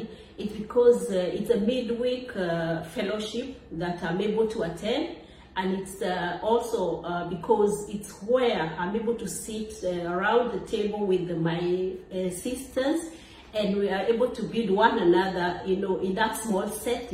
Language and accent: English; Kenya; now in Rome, Italy; I am from Kenya